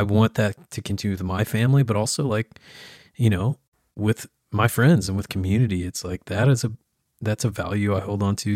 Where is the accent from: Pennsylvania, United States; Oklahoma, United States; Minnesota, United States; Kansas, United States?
Oklahoma, United States; small town; moved away; that grew up in small town Oklahoma